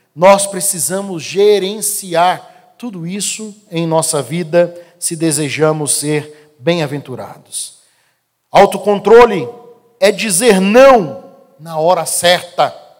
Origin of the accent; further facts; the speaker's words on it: Brasília, Federal District, Brazil; eu cresci aqui no Guará